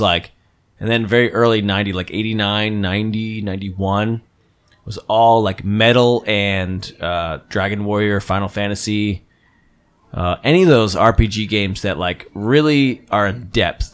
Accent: Phillipsburg, New Jersey, United States; moved away; my hometown from New Jersey, which is Phillipsburg

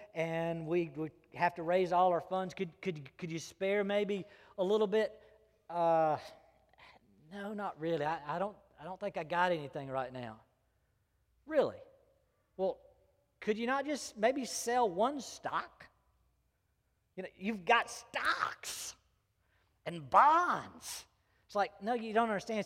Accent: Greenville, United States; public schools that I grew up in Greenville

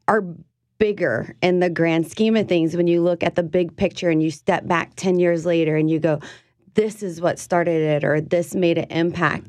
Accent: South Louisiana, United States; the food that I grew up with here in South Louisiana

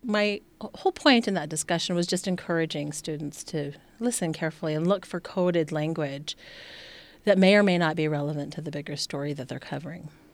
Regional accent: Montana, United States; as a mixed race woman growing up in Montana

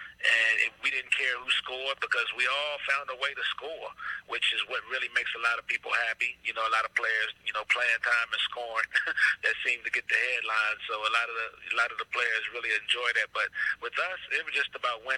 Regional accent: Virginia, United States; I was from Virginia

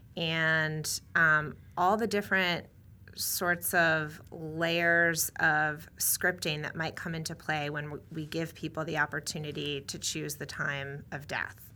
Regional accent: New England, United States; moved away; also born or lived in New Hampshire; I grew up in New England and, um, went to school in New Hampshire

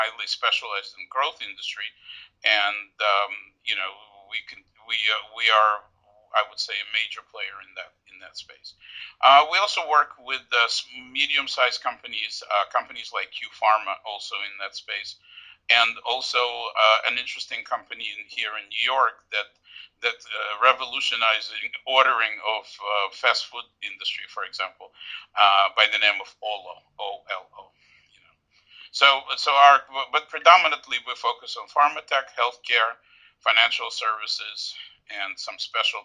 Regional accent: Odesa, Odesa Oblast, Ukraine; now in United States; I was born in Odessa when it still was under Soviet Union. My parents and I immigrated to the United States in late 70s, early 80s. I was educated here in the United States

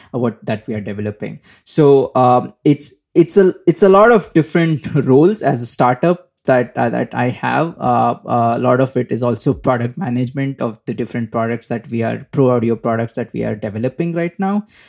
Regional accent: India; moved away as an adult; also born or lived in Singapore; I am from India. Um, I was, uh, born in India, brought up in India, uh, uh, for most of my life

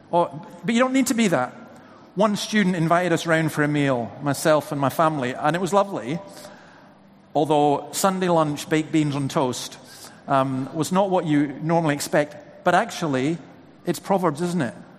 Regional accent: Scotland, United Kingdom; who's been born and bred in Scotland, lived there virtually all my life

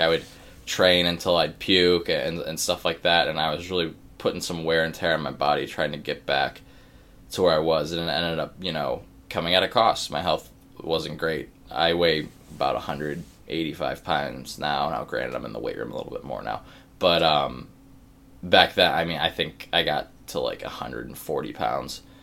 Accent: Cleveland, Ohio, United States; now in Pittsburgh, United States; I am from Cleveland, Ohio

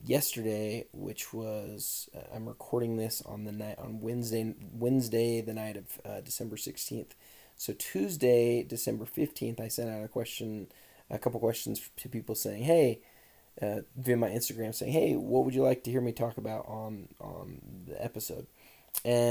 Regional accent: Utah, United States; born and raised in Utah

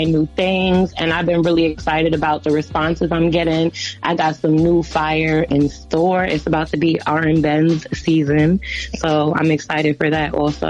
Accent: Albany, New York, United States; I'm from Albany, like we upstate, we outside

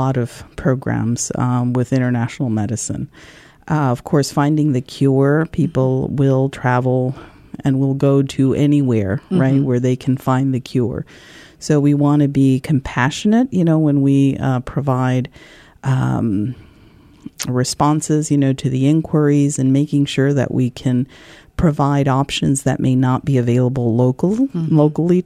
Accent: Madrid, Community of Madrid, Spain; moved away as an adult; also born or lived in New Jersey, United States / Peru (parents); now in Columbus, United States; I was raised in Madrid in Spain for about 20 years

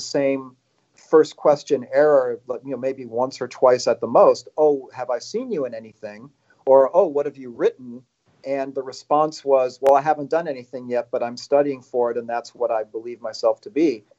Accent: Chicago, Illinois, United States; now in Los Angeles, United States; I'm from Chicago.

